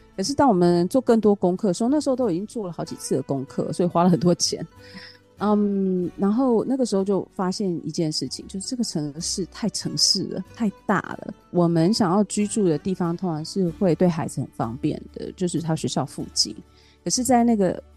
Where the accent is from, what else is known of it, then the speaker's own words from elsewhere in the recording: Taiwan; moved away as an adult; also born or lived in Hamburg, Germany / Italy / Portugal / France; now in Valencia, Spain; 这个跟我是台湾人也很有关系